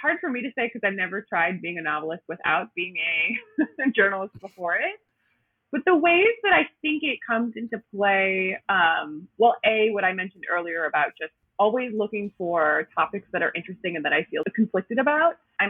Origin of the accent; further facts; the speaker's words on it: Milwaukee, Wisconsin, United States; accent: Midwest; now in Brooklyn, United States; No, I'm actually from the Milwaukee area.